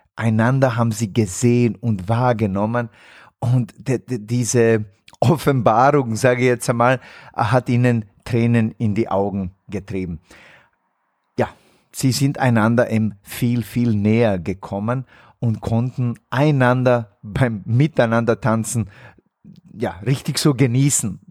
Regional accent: Bosnia & Herzegovina; moved away; in meiner Heimat in Bosnien-Herzegowina

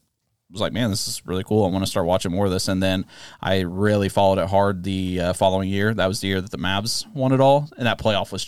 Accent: Antioch, California, United States; I'm originally from the Bay Area, Antioch, California, just east of Oakland. Grew up with my mom and then, you know, my dad and everything.

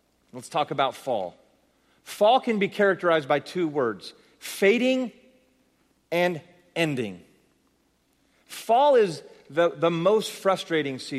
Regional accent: San Jose, California, United States; I'm from San Jose, California

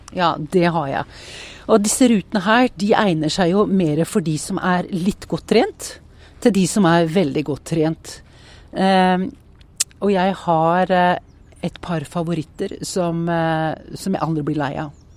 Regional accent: Porsgrunn, Vestfold og Telemark, Norway; also born or lived in Skien; jeg er oppvokst mellom eh, Porsgrunn og Skien eh, på eh, Tollnes.

